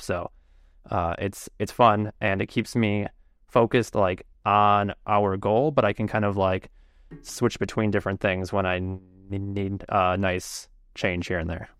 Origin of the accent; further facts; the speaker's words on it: Chicago, Illinois, United States; I'm from Chicago. Uh, I don't live, like, in Chicago. I live outside of Chicago a bit, but generally Chicago area